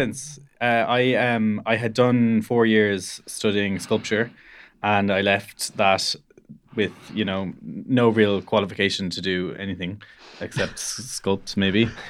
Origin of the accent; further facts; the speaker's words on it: Cork, Munster, Ireland; I'm from the Harbour area, which, so I, I grew up near the city, uh, and went to school in the city